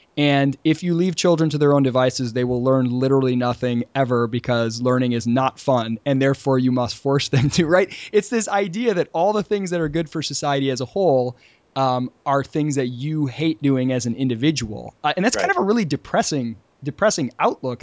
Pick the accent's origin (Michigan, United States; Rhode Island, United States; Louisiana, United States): Michigan, United States; moved away as an adult; now in Charleston, United States; Since moving down to Charleston, I'm from Michigan originally, and since moving down to Charleston four years ago